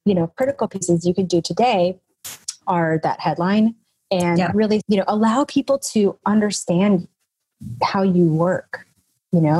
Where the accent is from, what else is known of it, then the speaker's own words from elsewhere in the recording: Nashville, Tennessee, United States; I'm from Nashville